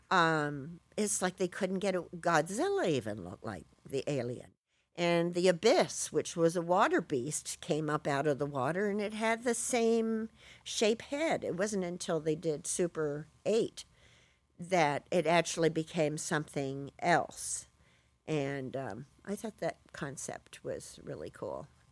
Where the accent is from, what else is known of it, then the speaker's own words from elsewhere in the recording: Bristol, South West England, United Kingdom; moved away; also born or lived in California; I was born in Bristol